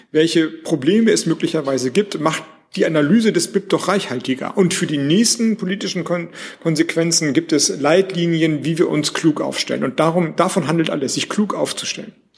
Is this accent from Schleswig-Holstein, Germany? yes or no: yes; Schleswig-Holstein, Germany; also born or lived in Flensburg; ich komme aus Schleswig-Holstein, ich wohne in Flensburg